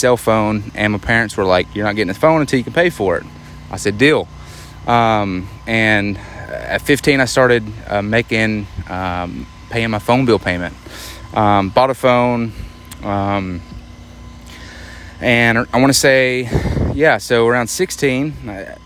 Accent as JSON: {"language": "English", "region": "Arkansas", "country": "United States", "said": "I'm from Arkansas"}